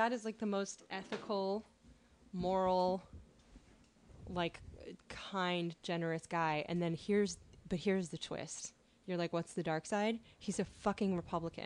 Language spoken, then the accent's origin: English; Northern California, United States; also born or lived in San Francisco; now in Los Angeles, United States; I was born in San Francisco, and then we lived in Northern California